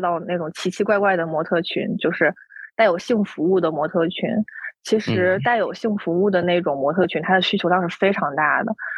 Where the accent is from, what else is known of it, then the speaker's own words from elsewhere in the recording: Northeast China, China; 我现在生活在东北嘛，是土生土长的东北人